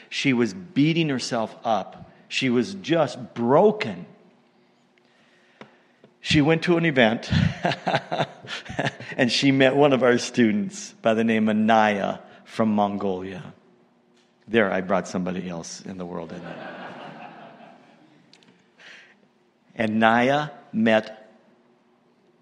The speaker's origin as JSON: {"language": "English", "region": "Montana", "country": "United States", "tie": "born or raised there", "moved": "yes", "lives_now": "Canada", "said": "moved to the States and that's where I was born, in Montana."}